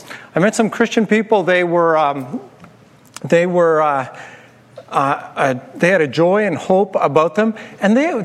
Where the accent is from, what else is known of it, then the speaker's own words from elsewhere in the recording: Turtleford, Saskatchewan, Canada; when I was growing up in Turtleford, Saskatchewan, in northern Saskatchewan